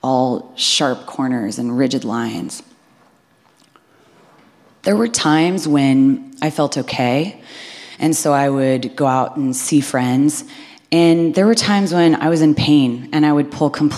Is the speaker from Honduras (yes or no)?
no; Midwest, United States; I'm from the Midwest. I had a very wholesome upbringing.